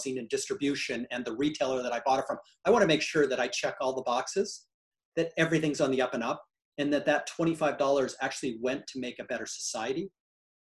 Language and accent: English; Canada; now in United States; I'm a Canadian and now a US citizen